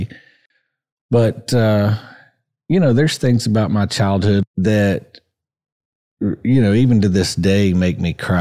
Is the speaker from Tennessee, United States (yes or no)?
yes; Johnson City, Tennessee, United States; I was born in Johnson City